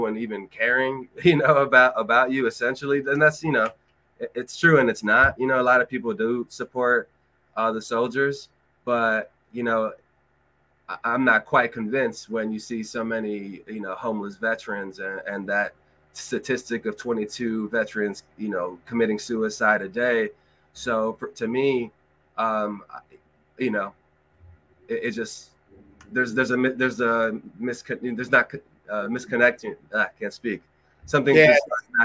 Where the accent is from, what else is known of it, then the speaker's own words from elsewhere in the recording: Los Angeles, California, United States; also born or lived in Colorado; I'm from Los Angeles originally